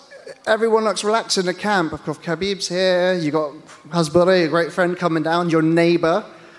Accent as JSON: {"language": "English", "country": "United Kingdom", "said": "as a Brit"}